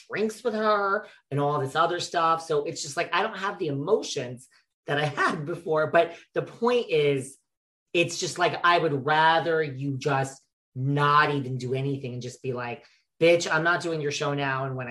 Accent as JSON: {"language": "English", "region": "New York", "country": "United States", "said": "I'm from New York"}